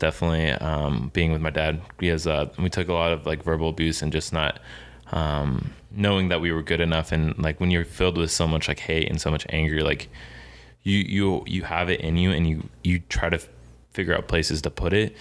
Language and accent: English; Kansas City, United States; moved away as an adult; also born or lived in Springfield; I'm also from Kansas City